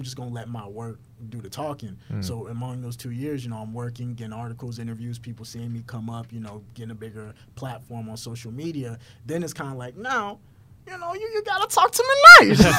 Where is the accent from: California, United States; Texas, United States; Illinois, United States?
Texas, United States; Houston; Yeah, I'm from Houston.